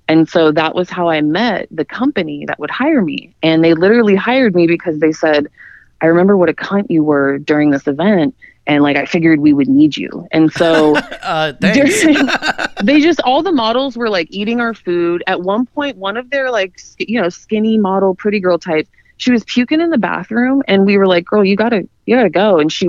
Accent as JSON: {"language": "English", "region": "Idaho", "country": "United States", "moved": "as an adult", "lives_now": "Miami, United States", "said": "I'm from Idaho originally. I'm from the middle of nowhere. And so I moved to Miami when I was in my 20s"}